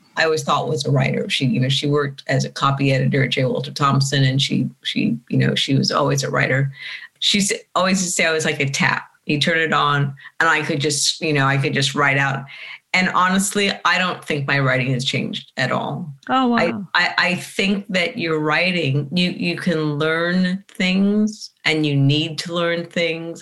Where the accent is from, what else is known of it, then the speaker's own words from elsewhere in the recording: Sydney, New South Wales, Australia; moved away as an adult; now in California, United States; i grew up in bellevue hill you know eastern suburbs